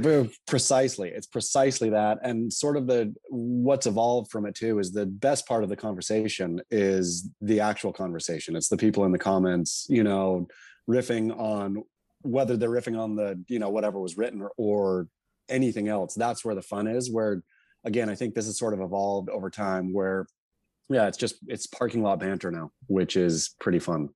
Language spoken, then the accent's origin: English; Oregon coast, United States; also born or lived in California; so I was born in California, but grew up on the, uh, Oregon coast. My folks moved there when I was two or something.